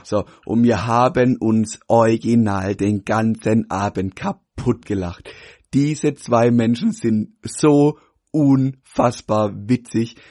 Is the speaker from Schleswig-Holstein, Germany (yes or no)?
no; Pforzheim, Baden-Württemberg, Germany; bei uns in Pforzheim